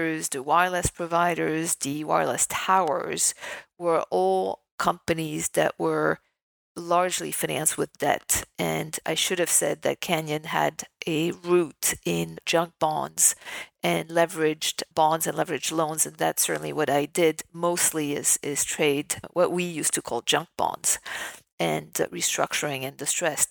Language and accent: English; Paris, Île-de-France, France; moved away as an adult; also born or lived in New York; I was born raised in Paris, in France